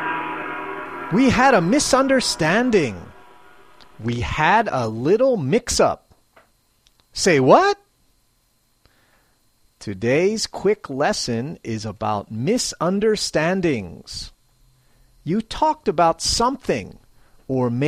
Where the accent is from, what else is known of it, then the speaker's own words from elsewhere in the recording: Philadelphia, Pennsylvania, United States; moved away as an adult; now in Matsumoto, Japan; I'm originally from Philadelphia, Pennsylvania, USA. I'm now a long way from home as I live in Matsumoto, Japan